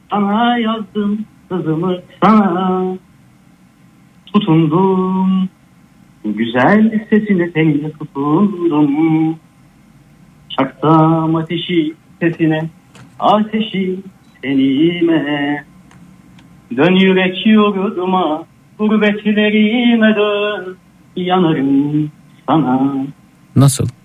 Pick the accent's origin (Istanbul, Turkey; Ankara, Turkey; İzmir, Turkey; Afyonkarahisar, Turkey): Afyonkarahisar, Turkey; Yok Vanlı değilim ben. E, Afyonluyum aslında.